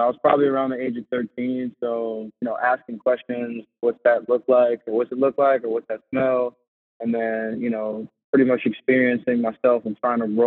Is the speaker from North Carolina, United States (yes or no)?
no; Bridgeport, Connecticut, United States; moved away as an adult; also born or lived in Naugatuck, Connecticut; now in Worcester, United States; I'm from Bridgeport, Connecticut. I lived in Bridgeport for a while, lived in Naugatuck, so southern, Connecticut, and then I went to Trumbull High School